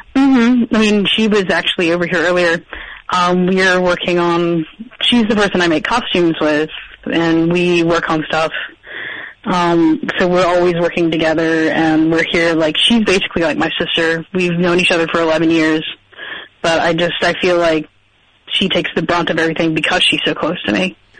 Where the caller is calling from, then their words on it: Cary, North Carolina, United States; I'm calling from Cary, North Carolina